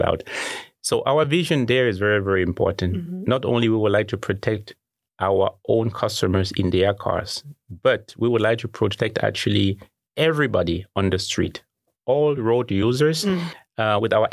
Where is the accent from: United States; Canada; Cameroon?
Cameroon; moved away as an adult; also born or lived in Germany; now in Taiwan; I was born in Cameroon in Africa. I grew up there before coming to Germany to study and ultimately to work at Mercedes-Benz